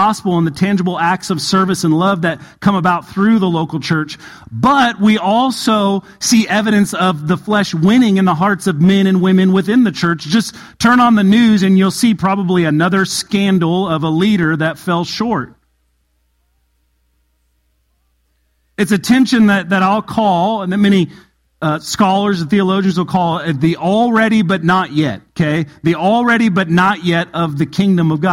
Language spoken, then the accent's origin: English; a town about 45 minutes from Barstow, California, United States; Barstow was about 45 minutes from my hometown